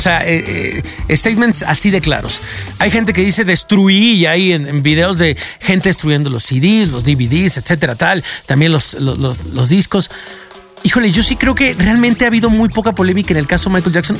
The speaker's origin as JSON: {"language": "Spanish", "country": "Mexico", "said": "nos unía como mexicanos"}